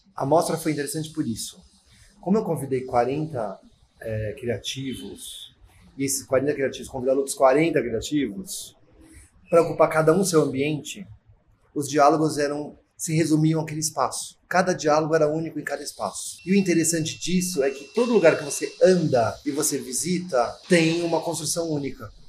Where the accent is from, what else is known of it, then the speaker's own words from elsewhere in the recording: São Paulo, Brazil; Eu sou paulistano, sou da Barra Funda